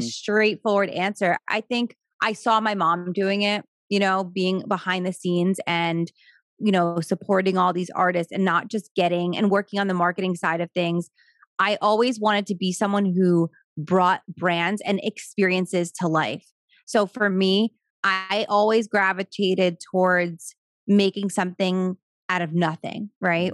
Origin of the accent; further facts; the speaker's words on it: Wayne, New Jersey, United States; also born or lived in Florida; I grew up in New Jersey